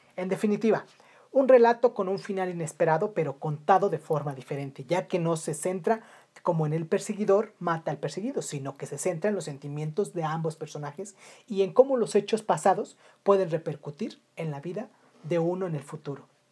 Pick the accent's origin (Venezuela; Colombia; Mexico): Mexico; en mi país, México